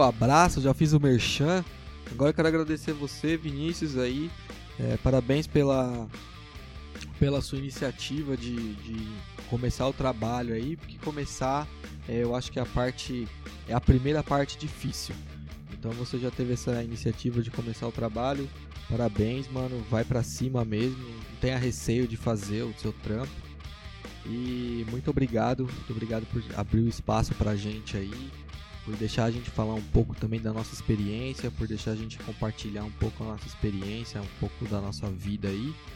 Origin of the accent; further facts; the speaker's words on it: Guarulhos, São Paulo, Brazil; a gente é de Guarulhos, a gente é muito orgulhoso de ser de Guarulhos